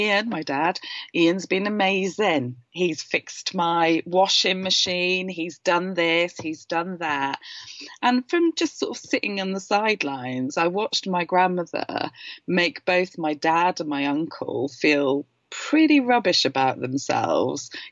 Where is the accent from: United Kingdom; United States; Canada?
United Kingdom; Wales; I'm Welsh and I come from a Welsh family and they're all, South Walian